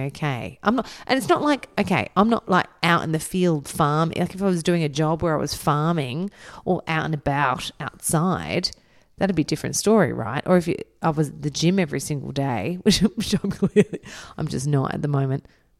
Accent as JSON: {"language": "English", "region": "England", "country": "United Kingdom", "said": "I think that's an English thing because I'm English."}